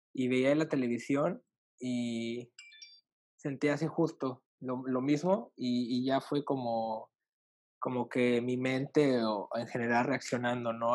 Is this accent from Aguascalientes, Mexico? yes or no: no; Reynosa, Tamaulipas, Mexico; moved away as an adult; also born or lived in Mexico City; Yo soy de Reynosa, Tamaulipas.